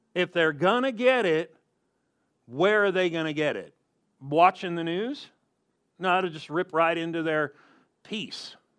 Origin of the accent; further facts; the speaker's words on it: Southern California, United States; I grew up in Southern California